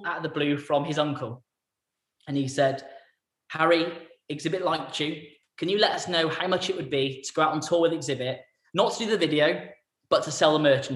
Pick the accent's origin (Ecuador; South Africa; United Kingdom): United Kingdom; England; also born or lived in Weston-super-Mare; I was from England, I think, that I wasn't from on his doorstep